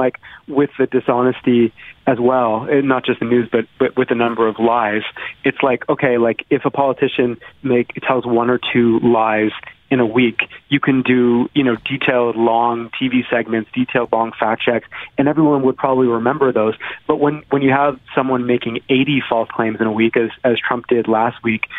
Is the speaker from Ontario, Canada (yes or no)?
yes; Toronto, Ontario, Canada; now in Washington, United States; It's bad, but I'm from Toronto, right? So I'm used to it being terrible. I miss home.